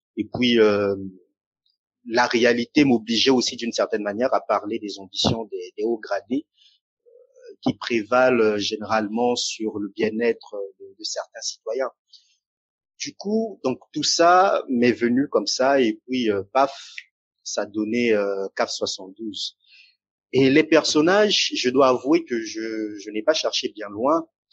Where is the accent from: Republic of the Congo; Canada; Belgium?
Republic of the Congo; Brazzaville; moved away; also born or lived in France; qui suis euh, originaire euh, du Congo-Brazzaville